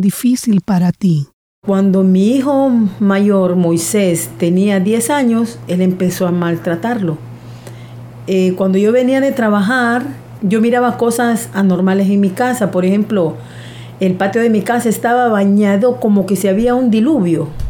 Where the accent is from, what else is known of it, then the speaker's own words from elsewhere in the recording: Honduras; soy de Honduras, vivo en un pueblo no tan grande, se llama La Lima